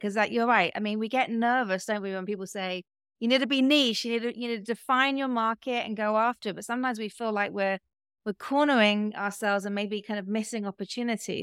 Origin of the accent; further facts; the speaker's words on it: United Kingdom; now in United States; me being British